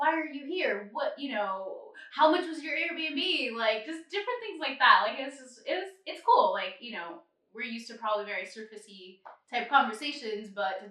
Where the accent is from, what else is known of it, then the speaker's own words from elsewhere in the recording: United States; we're not locals, but just to pinpoint that we're American